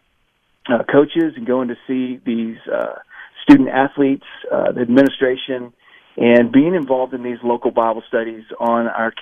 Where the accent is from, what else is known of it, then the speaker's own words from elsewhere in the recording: Texas, United States; moved away as an adult; also born or lived in Oklahoma / Tennessee; now in Florida, United States; I grew up in Texas, in FCA